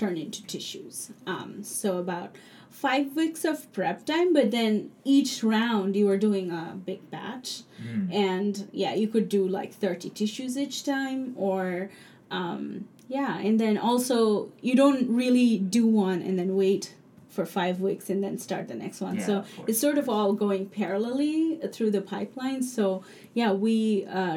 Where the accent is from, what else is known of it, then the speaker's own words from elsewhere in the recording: Dhaka, Dhaka Division, Bangladesh; English is a second language; moved away as an adult; also born or lived in New York; now in United States; I grew up in Dhaka, and I went to a very good school called Sunnydale